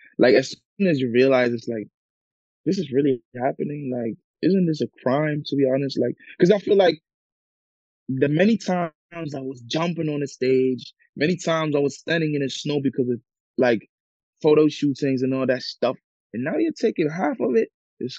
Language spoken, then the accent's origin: English; Ghana; I grew up, as I said, I'm from Ghana, so we speak English, we speak Cree, and I grew up with those languages, you know? Spent a little time when I was a baby, I spent a little time in Ghana as well.